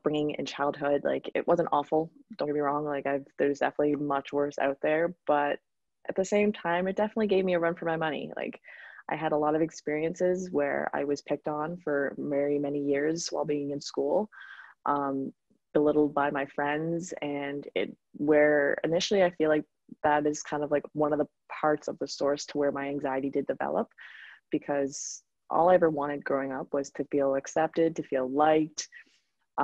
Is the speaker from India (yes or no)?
no; East Coast Canada, Canada; moved away as an adult; now in Grand Cayman, Cayman Islands; I'm from East Coast Canada